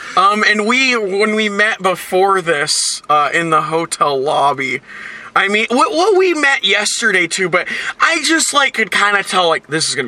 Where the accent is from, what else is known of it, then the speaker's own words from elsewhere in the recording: Puyallup, Washington, United States; Yeah, I'm from Puyallup.